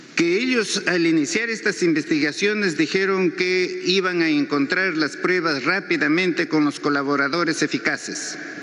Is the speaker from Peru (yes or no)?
yes; Peru; en el Perú, en mi país